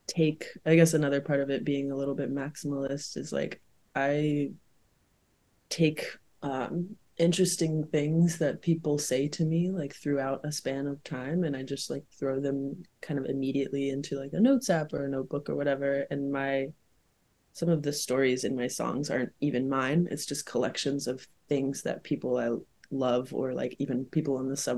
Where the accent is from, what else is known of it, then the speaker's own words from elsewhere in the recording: South Carolina, United States; moved away; when I was growing up in South Carolina